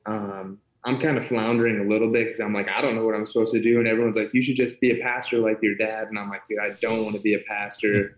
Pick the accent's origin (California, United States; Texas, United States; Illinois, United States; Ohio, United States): Ohio, United States; born and raised in Ohio